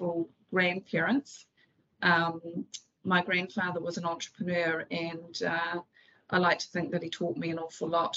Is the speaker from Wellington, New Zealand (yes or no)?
no; Auckland, New Zealand; also born or lived in Whitianga; Auckland is my hometown